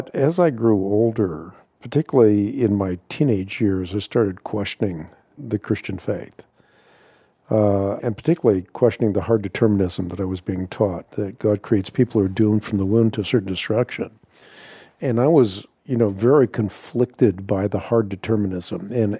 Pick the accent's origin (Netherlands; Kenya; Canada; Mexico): Netherlands; moved away; I grew up in Holland, or I was born in Holland at least